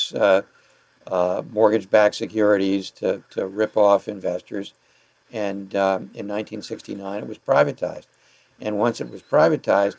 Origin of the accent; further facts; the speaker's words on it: New York City, New York, United States; I was born in Parkchester, in the Bronx.